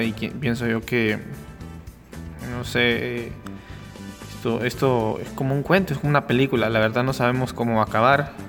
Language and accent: Spanish; Honduras; como hondureño